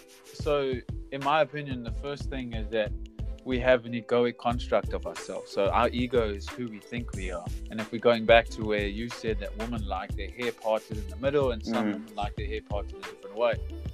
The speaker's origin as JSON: {"language": "English", "country": "South Africa", "moved": "yes", "lives_now": "New Zealand", "said": "When we come from South Africa to come here"}